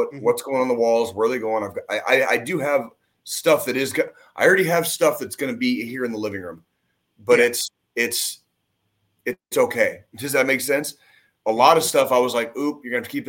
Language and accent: English; Tucson, Arizona, United States; now in Kansas City, United States; I grew up where I grew up in Tucson